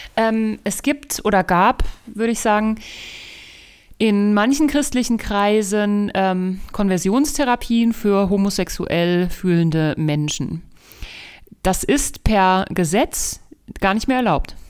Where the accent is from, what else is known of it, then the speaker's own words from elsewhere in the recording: Germany; wir als Deutsche